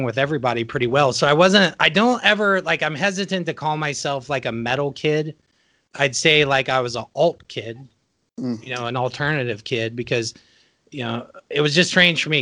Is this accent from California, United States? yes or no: no; Hartford City, Indiana, United States; Hartford City is it's still a small town